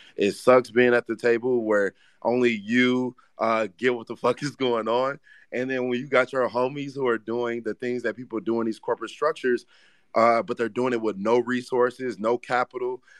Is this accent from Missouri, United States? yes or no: yes; Ferguson, Missouri, United States; I grew up in Ferguson, Missouri, Saint Louis, Missouri